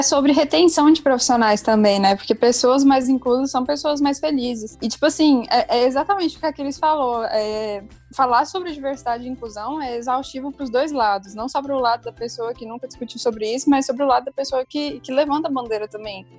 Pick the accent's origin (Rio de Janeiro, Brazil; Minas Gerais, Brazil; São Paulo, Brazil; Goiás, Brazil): Goiás, Brazil; eu sou goiana